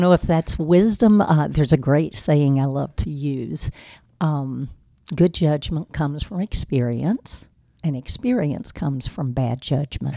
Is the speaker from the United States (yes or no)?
yes; Rocky Mount, North Carolina, United States; I was born here in Rocky Mount, and, uh, I grew up in Edgecombe County, as a matter of fact, just across the road from the skating rink